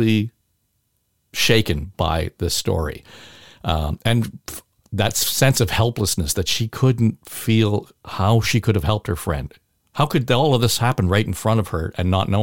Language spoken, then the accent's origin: English; Chapleau, Ontario, Canada; I was born in Chapleau, Ontario.